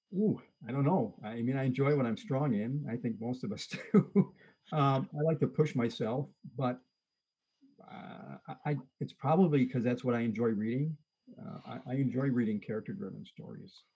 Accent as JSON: {"language": "English", "town": "Detroit", "region": "Michigan", "country": "United States", "tie": "born or raised there", "lives_now": "central Michigan, United States", "said": "I grew up in Detroit"}